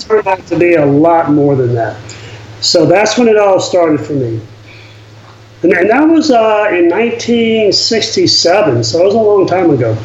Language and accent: English; Louisiana, United States; I grew up in Louisiana in, in an era and um, in a family that really didn't travel much